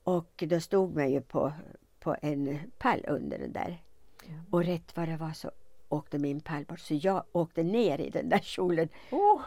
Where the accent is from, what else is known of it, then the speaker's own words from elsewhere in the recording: Eskilstuna, Södermanland, Sweden; also born or lived in Stockholm; jag är född i Eskilstuna